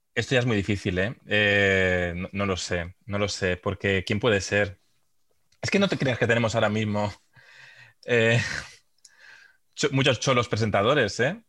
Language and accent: Spanish; Santander, Cantabria, Spain; Yo soy de Santander, sí que iba al campo al, a ver al Racing